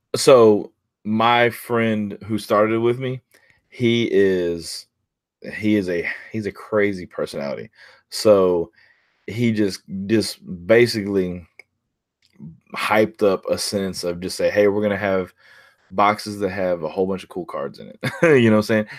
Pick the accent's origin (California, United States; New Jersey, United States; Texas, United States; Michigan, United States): Texas, United States; near Houston; now in Pearland, United States; it's about thirty minutes from where I grew up